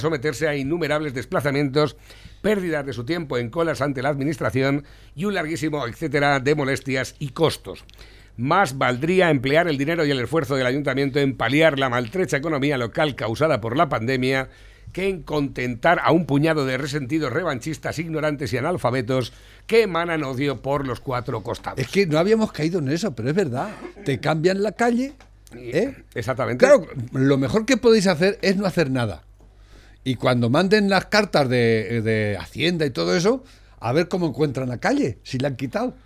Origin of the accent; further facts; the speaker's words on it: Curaçao; Spanish is a second language; moved away; Yo soy de Curazao.